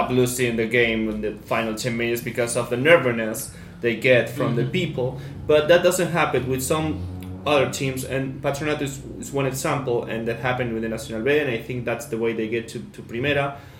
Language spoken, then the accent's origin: English; Entre Ríos, Argentina; I'm from Entre Ríos, so I know the teams from Paraná.